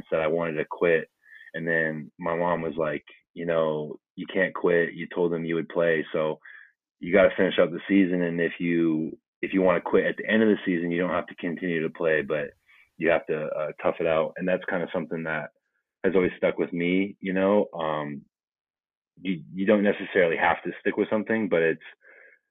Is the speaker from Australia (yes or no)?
no; Canada; also born or lived in New Jersey; being a Canadian football player